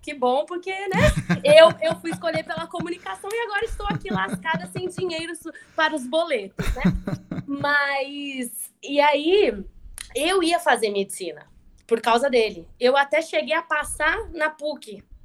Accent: Indaiatuba, São Paulo, Brazil; eu sou de Indaiatuba

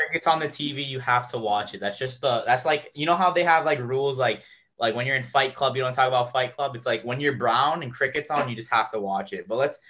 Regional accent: Canada; I am dual citizen, so I'm also Canadian, and I've been watching the Raptors since we had Andre Bargnani and Jose Calderon.

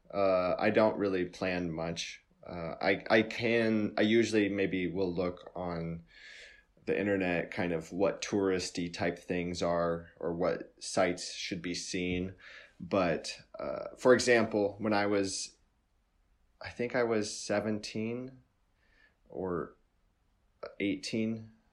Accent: United States; I'm an American

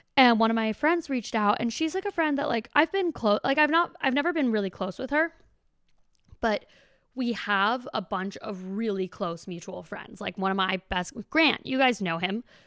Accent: Boston, Massachusetts, United States; now in Los Angeles, United States; I grew up in Boston

